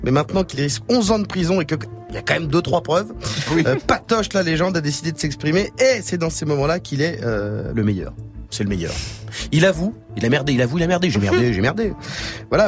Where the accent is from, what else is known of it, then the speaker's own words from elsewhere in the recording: Senegal; je suis sénégalais